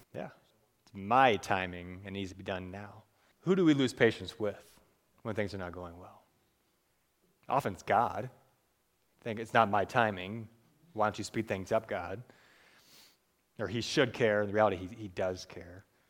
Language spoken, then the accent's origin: English; Cleveland, Ohio, United States; moved away; I'm from Cleveland, from Cleveland